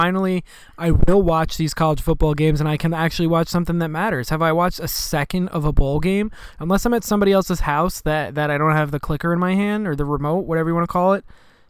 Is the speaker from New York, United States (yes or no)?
yes; New York, United States; I'm from New York